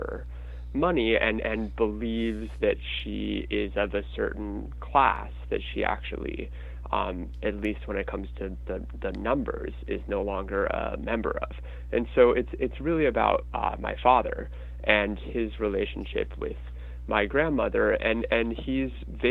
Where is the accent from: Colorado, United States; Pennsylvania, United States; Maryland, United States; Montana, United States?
Colorado, United States; Denver; now in New York, United States; I grew up in Denver